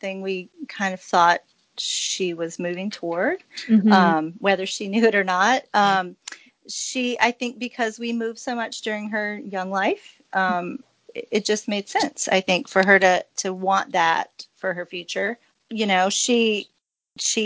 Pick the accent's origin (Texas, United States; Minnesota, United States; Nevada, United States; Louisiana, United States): Louisiana, United States; moved away as an adult; also born or lived in Oak Harbor, Washington; now in Pensacola, United States; I grew up in Louisiana